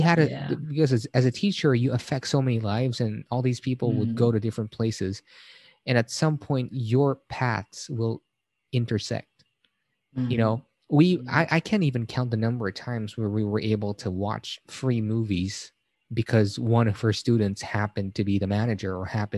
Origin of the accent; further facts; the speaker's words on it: Manila, Metro Manila, Philippines; I'm from Manila as well